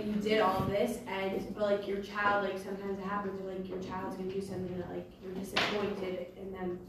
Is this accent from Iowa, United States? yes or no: no; Los Angeles, California, United States; I'm from L.A.